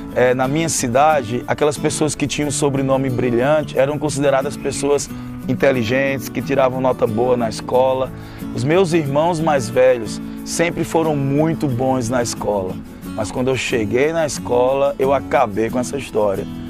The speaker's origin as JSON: {"language": "Portuguese", "town": "Campina Grande", "region": "Paraíba", "country": "Brazil", "tie": "born or raised there", "said": "Eu nasci em Campina Grande, na Paraíba"}